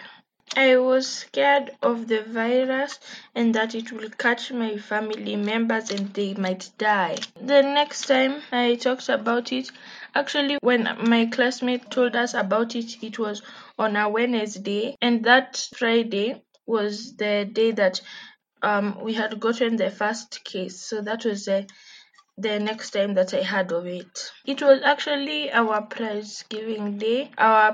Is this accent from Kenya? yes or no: yes; Kenya; I'm from Kenya